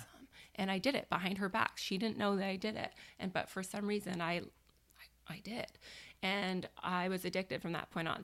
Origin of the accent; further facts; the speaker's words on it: Victoria, British Columbia, Canada; born and raised in Victoria. I've never lived anywhere else